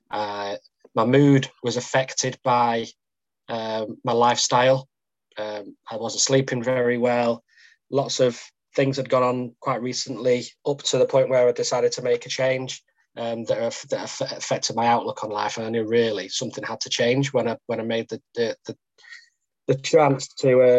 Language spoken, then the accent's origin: English; Macclesfield, North West England, United Kingdom; born and bred in Macclesfield.